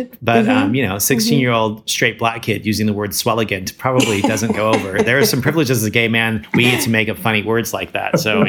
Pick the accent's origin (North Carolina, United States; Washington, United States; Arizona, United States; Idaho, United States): Idaho, United States; Boise; also born or lived in San Francisco; now in Portland, United States; After living in San Francisco for 11 years, I moved back up to Portland after growing up in Boise, Idaho.